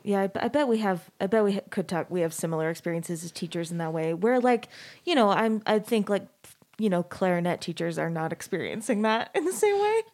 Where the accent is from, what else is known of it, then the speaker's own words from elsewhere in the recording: Arizona, United States; moved away as an adult; also born or lived in Texas; now in Salt Lake City, United States; I grew up in Arizona